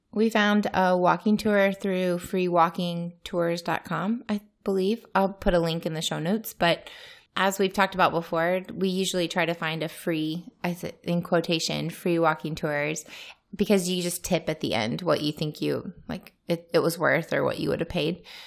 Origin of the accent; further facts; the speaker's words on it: United States; first language English; moved away as an adult; now in Turkey; I'm American